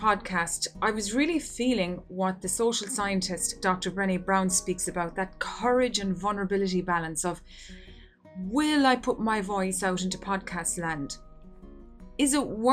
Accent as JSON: {"language": "English", "country": "Ireland", "said": "here in my home country of Ireland"}